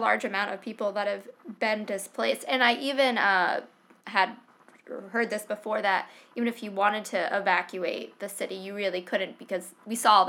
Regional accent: East Coast, United States; I grew up in the East Coast, so like I'm used to hurricanes

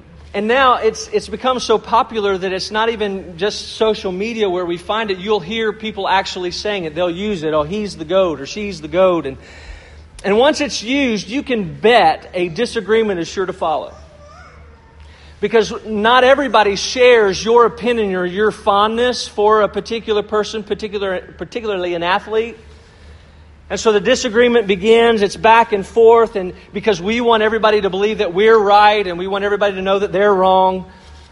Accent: Louisville, Kentucky, United States; I grew up in Louisville, Kentucky

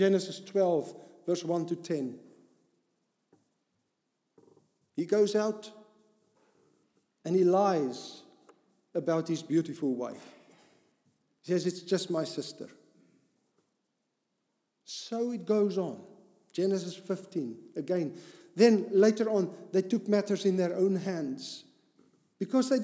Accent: Cape Town, Western Cape, South Africa; I grew up in Cape Town area

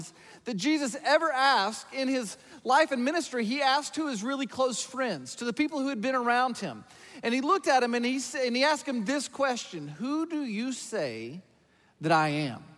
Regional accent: about an hour north of Atlanta, the South, Georgia, United States; I grew up in the South. I grew up about an hour north of Atlanta in a rural farm town

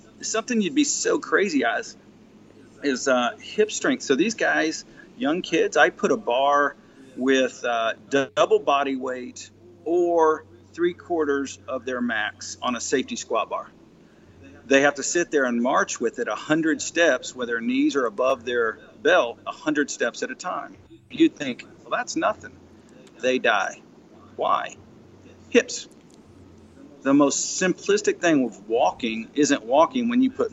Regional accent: Laurel, Mississippi, United States; my hometown, which is here in Laurel, Mississippi

